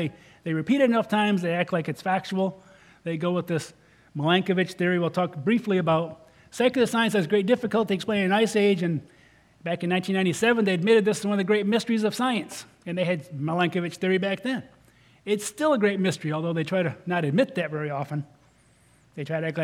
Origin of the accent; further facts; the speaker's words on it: Michigan, United States; now in Arizona, United States; my home state of Michigan